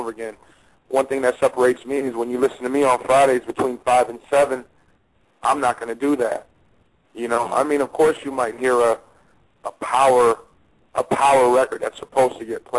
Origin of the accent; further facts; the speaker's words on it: the Bay Area, California, United States; now in Las Vegas, United States; I am from the Bay